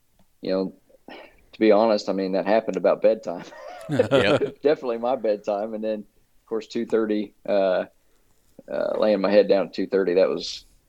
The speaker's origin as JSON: {"language": "English", "region": "Missouri", "country": "United States", "said": "I'm from Shelby County, Missouri."}